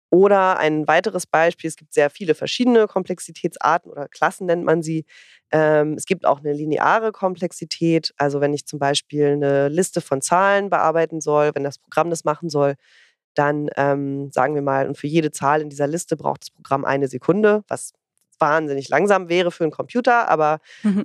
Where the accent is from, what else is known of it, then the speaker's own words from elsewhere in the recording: Northern Germany, Germany; ich komme ja aus dem Norden